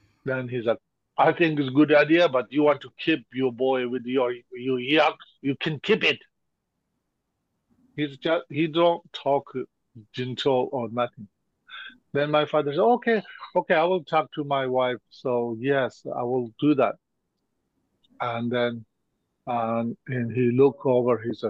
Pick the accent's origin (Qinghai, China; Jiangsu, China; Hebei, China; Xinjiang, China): Qinghai, China; Golok, Tibet; I was born and grew up there